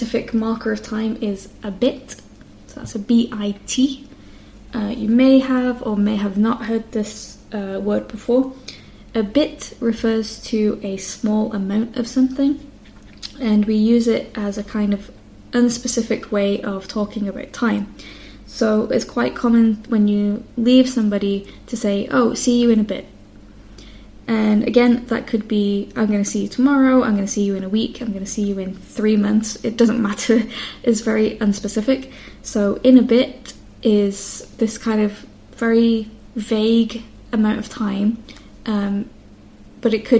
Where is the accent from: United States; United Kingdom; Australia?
United Kingdom; the north of England; accent: northern English; my accent being from the north of England